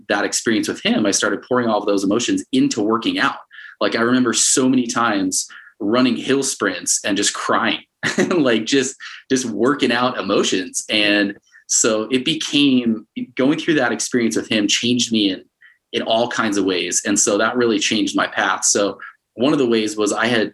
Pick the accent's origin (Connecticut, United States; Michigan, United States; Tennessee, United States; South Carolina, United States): Connecticut, United States; moved away as an adult; also born or lived in Arizona / Utah; now in Salt Lake City, United States; I grew up mostly in Connecticut from fourth grade till I graduated high school